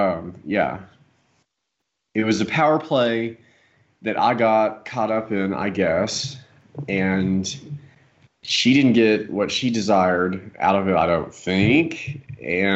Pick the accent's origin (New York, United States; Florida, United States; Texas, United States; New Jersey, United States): Texas, United States; Dallas; the family that I grew up with in Dallas